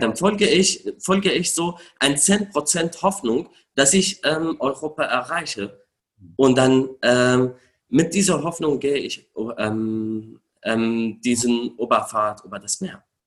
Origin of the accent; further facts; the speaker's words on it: Syria; German is a second language; moved away as an adult; now in Germany; ich bin in Syrien geboren, dort aufgewachsen